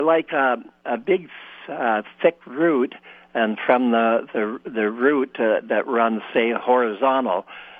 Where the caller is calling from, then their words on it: Winnipeg, Manitoba, Canada; I'm calling from the city of Winnipeg.